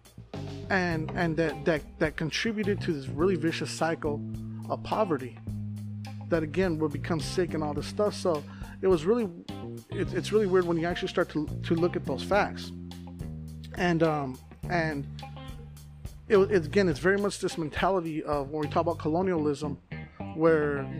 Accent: Phoenix, Arizona, United States; I'm from South Phoenix

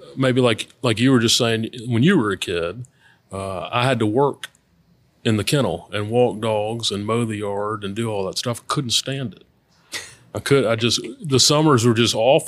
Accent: Baton Rouge, Louisiana, United States; also born or lived in Oxford, Mississippi / Memphis; I am, uh, born and raised in Baton Rouge.

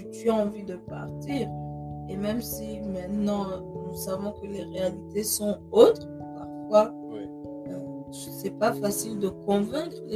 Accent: Germany; moved away as an adult; now in United States; en tant qu'Africaine, j'ai grandi en Europe, plus précisément en Allemagne. Je suis née en Allemagne.

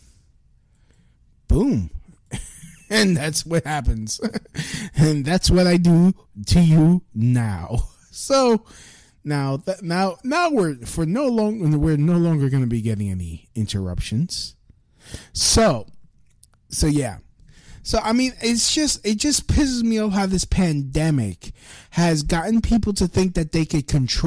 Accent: New York City, New York, United States; I'm from Brooklyn.

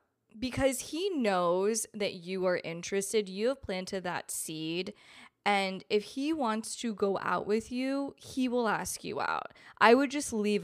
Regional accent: East Coast, United States; moved away as an adult; now in Los Angeles, United States; We're both from the East Coast and he's living in the same city I'm living

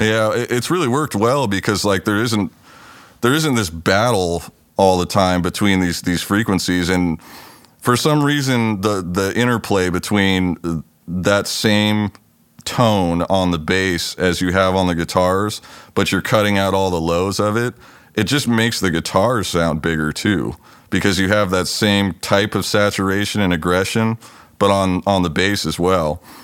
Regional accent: Los Angeles, California, United States; now in Pacific Northwest, United States; I grew up in California. I was born down in the L A area and spent most of my younger years down there

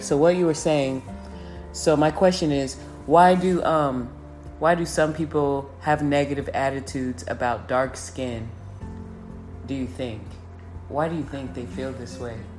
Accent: Round Rock, Texas, United States; I grew up in Round Rock

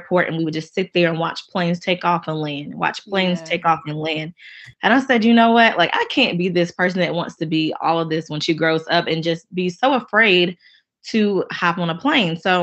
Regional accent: Charlotte, North Carolina, United States; I'm from the Queen City, that is Charlotte, North Carolina

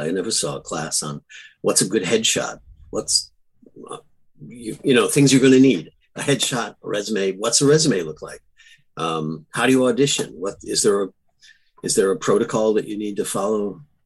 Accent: Buffalo, New York, United States; also born or lived in Los Angeles, United States; now in Millbrook, United States; I grew up in Buffalo's.

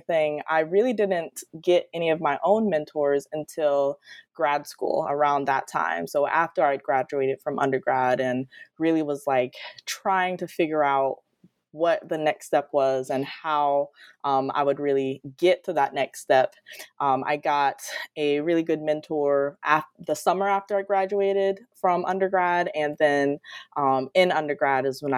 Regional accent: Detroit, Michigan, United States; moved away as an adult; now in Florida, United States; I'm originally from Detroit, Michigan, actually, and grew up accessing the ocean through books and things like that. So I moved to Florida for my undergrad, and I've been in Florida ever since

